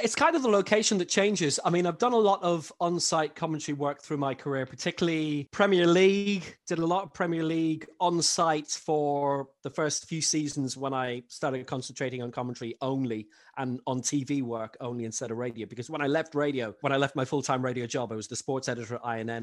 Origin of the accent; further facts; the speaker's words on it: Ireland; also born or lived in London; now in Belgium; my parents are both Irish, moved over at back home at the age of three